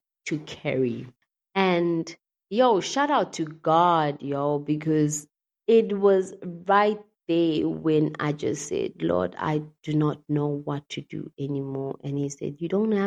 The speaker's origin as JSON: {"language": "English", "region": "Mpumalanga", "country": "South Africa", "also_born_or_lived": "Cape Town", "moved": "as an adult", "said": "I moved away from Cape Town and came back home in MP, Mpumalanga"}